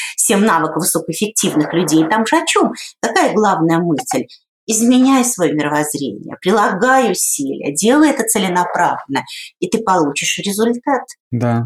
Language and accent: Russian; Saint Petersburg, Russia; я сама родом из Санкт-Петербурга